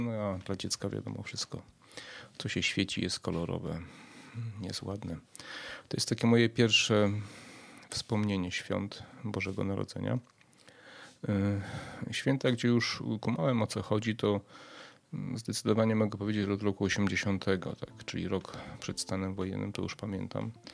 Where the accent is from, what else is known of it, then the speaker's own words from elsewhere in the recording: Przemyśl, Subcarpathian Voivodeship, Poland; ja z Przemyśla pochodzę. E, kiedyś na ulicy Pierwszego Maja, dzisiaj na ulicy Dworskiego, na parterze w kamienicy